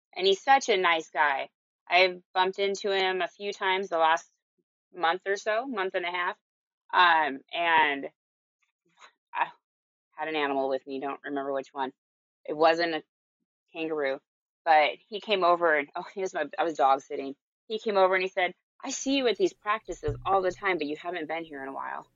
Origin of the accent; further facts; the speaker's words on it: Marysville, Washington, United States; now in Tacoma, United States; I grew up in Marysville